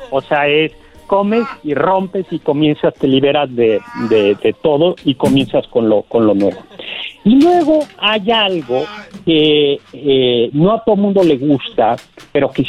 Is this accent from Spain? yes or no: no; Mexico; Pero pues como los mexicanos somos muy fiesteros y pues ya nos urgía comenzar a celebrar desde la Nochebuena